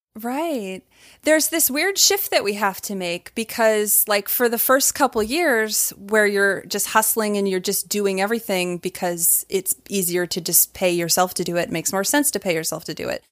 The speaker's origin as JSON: {"language": "English", "region": "Maine", "country": "United States", "tie": "born or raised there", "also_born_or_lived": "California", "moved": "as an adult", "lives_now": "Atlanta, United States", "said": "I moved to Atlanta from Maine, where I'd grown up"}